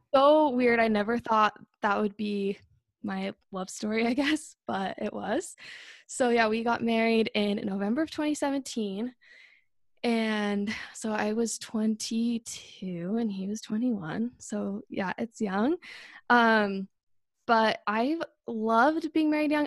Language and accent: English; Northern Utah, United States; I'm twenty-five, and I'm from Northern Utah.